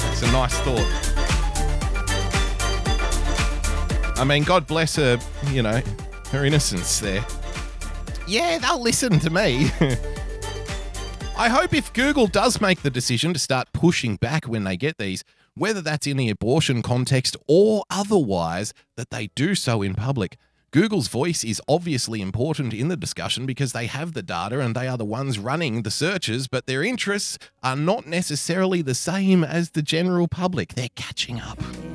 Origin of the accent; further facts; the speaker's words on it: Sydney, New South Wales, Australia; Sydney Town, sweet old Sydney Town, jewel of the South Pacific, ladies and gentlemen. My hometown